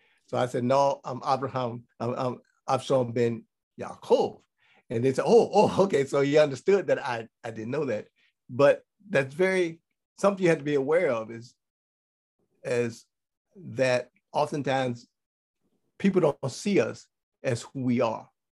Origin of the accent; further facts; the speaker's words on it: Ghana; now in Israel; because I was born on Friday. So … right? in Ghana.